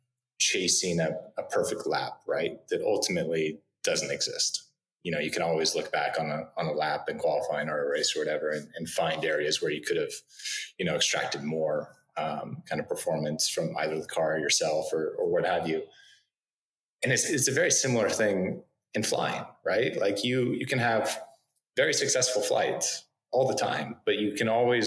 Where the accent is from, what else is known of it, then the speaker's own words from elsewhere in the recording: Northern California, United States; I grew up in Northern California.